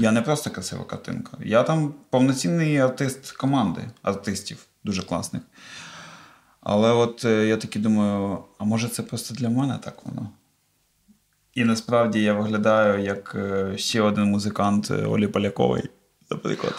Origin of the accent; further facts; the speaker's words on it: Cherkasy Oblast, Ukraine; я з Черкаської області